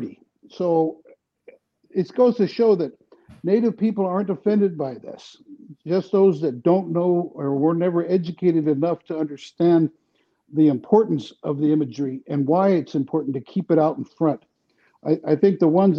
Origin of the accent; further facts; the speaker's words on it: San Diego, California, United States; now in North Dakota, United States; growing up in San Diego like I did